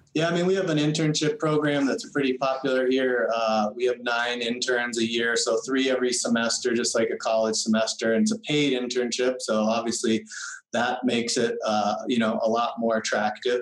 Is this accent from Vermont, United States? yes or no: yes; Central Vermont, United States; moved away as an adult; also born or lived in Lebanon, New Hampshire; I'm from Central Vermont, very small town